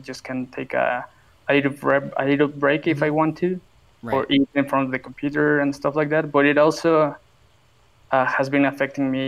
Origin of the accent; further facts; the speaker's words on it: Mexico; I'm from Mexico